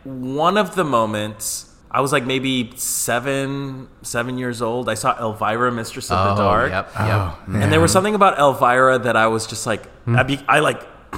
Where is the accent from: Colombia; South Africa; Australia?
Colombia; You know, I'm from Colombia. So like the culture there, especially like the heterosexual cis straight culture was tienes que jugar fútbol.